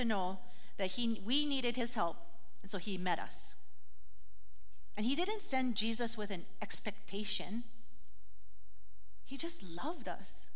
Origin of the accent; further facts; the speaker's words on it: Hawaii, United States; growing up in Hawaii, we got lickings with the stick